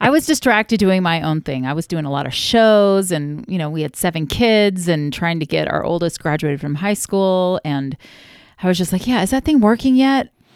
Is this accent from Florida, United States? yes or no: yes; Florida, United States; moved away as an adult; now in Utah, United States; We moved our family from Florida, where I am from and where I love, like, three minutes from the beach, moved to Utah